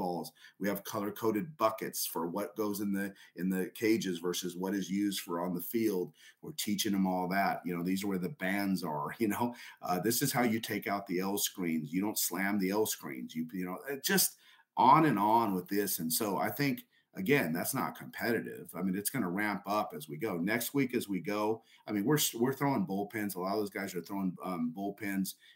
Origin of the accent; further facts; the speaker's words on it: Southern California, United States; moved away; also born or lived in El Paso; I'm from Southern California originally.